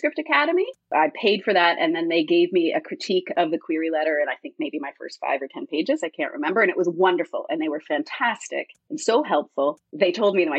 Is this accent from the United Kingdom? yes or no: no; Canada; I'm Canadian, so I also had Canadian publishers available